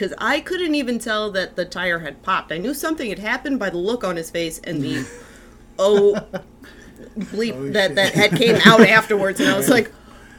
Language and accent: English; New York City, New York, United States; now in Buffalo, United States; I grew up in Brooklyn, New York